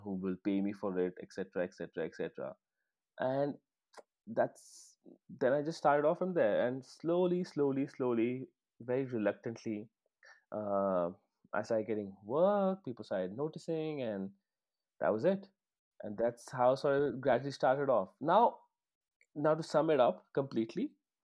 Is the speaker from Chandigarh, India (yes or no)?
yes; Chandigarh, India; when I was growing up in Chandigarh